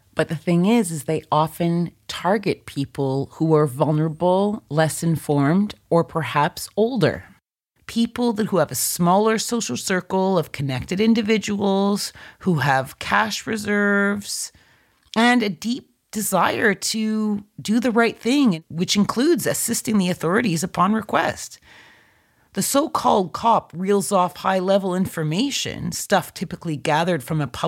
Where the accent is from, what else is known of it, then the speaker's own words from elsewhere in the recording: Canada; in my home country of Canada